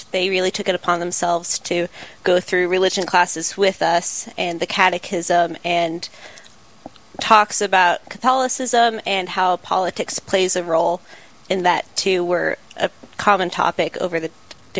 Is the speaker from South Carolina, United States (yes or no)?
yes; Bethune, South Carolina, United States; moved away as an adult; now in Sioux Falls, United States; So I was born in Bethune, South Carolina. My parents are originally from the New England area, but I grew up in South Carolina, and I'm totally Southern girl at heart. So when I was about six, we moved out to the country and started a homestead.